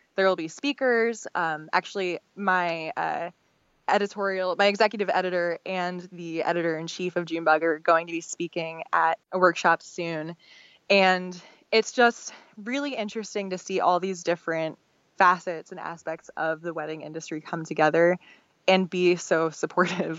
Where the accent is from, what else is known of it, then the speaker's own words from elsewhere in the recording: Philadelphia, Pennsylvania, United States; moved away as an adult; now in Austin, United States; I'm from Philadelphia, um, and I moved to Austin almost five years ago now.